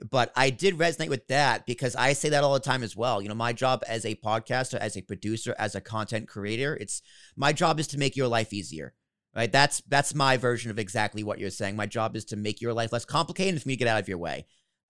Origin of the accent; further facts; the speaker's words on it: Massachusetts, United States; now in New York, United States; So, like, I'm originally from Massachusetts, so people from New York will go, it happened the other day, right?